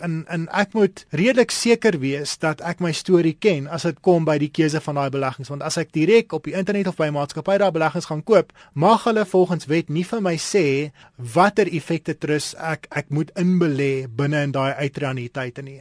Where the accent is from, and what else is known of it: South Africa